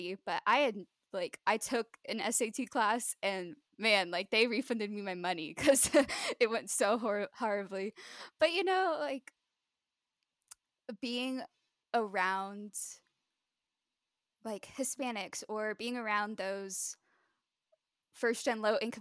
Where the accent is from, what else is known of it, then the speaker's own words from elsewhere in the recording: New Jersey, United States; now in San Antonio, United States; I came from New Jersey growing up from, you know, German immigrant family members. And then I moved to San Antonio, Texas